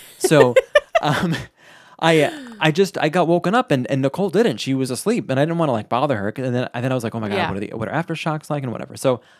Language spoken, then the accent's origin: English; Florida, United States; where I'm from Florida. So there's a 3-hour difference in travel